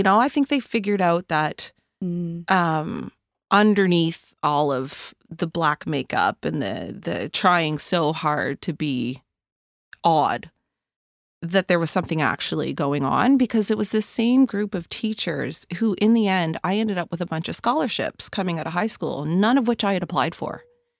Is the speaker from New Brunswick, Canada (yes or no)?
yes; Kingston Peninsula, New Brunswick, Canada; now in Halifax, Canada; I mean, I went to school in Hampton. I grew up on the Kingston Peninsula.